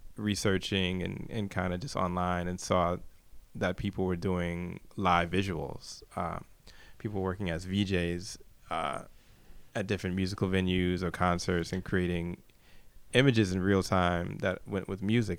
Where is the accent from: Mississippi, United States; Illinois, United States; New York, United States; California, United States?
New York, United States; New York City; I'm from Brooklyn, New York.